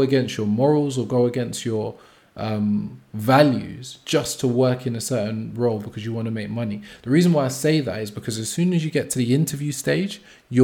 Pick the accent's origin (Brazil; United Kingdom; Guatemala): United Kingdom; as British people, as people living in the UK